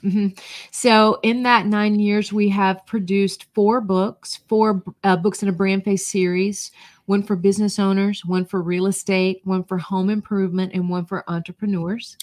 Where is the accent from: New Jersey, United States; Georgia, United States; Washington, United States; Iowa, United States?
Georgia, United States; North; moved away as an adult; also born or lived in Florida / Ohio; I grew up in North Georgia